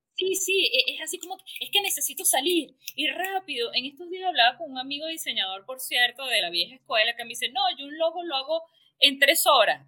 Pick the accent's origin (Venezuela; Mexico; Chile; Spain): Venezuela